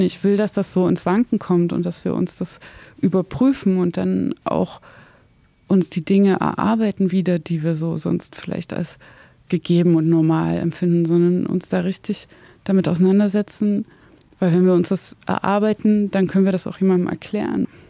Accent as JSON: {"language": "German", "town": "Zwickau", "region": "Saxony", "country": "Germany", "tie": "born or raised there", "also_born_or_lived": "Dresden", "moved": "as an adult", "lives_now": "Berlin, Germany", "said": "ich komme ja aus dem Dorf bei Zwickau"}